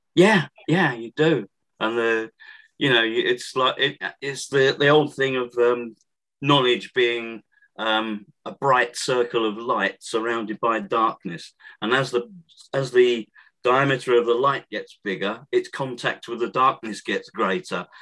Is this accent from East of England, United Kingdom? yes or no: yes; Thundersley, East of England, United Kingdom; I grew up in Essex, uh, which is to the east of London